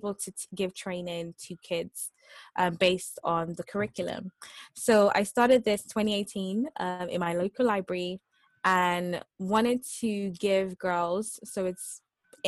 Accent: Nigeria; now in United Kingdom; I'm Nigerian

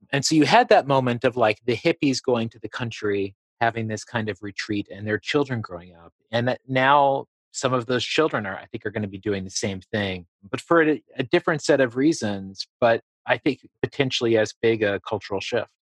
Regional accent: Appalachia, Southwest Virginia, United States; moved away as an adult; also born or lived in New York; I grew up in Southwest Virginia in Appalachia

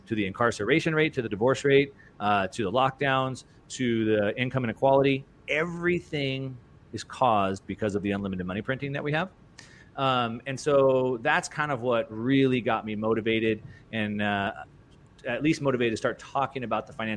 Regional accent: Southern California, United States; I grew up in Southern California racing dirt bikes and surfing and snowboarding

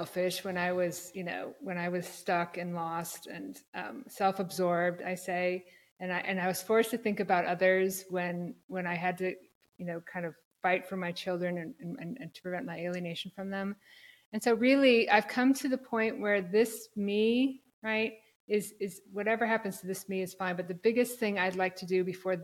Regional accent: Black Hills of South Dakota, United States; moved away as an adult; also born or lived in Minneapolis / New York City area / San Francisco; I'm from South Dakota originally, the Black Hills of South Dakota, Mount Rushmore

